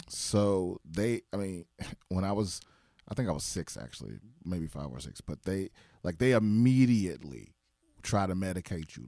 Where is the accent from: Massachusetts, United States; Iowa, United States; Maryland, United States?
Maryland, United States; Prince George's County; also born or lived in Washington, D.C.; I grew up in P G County, Maryland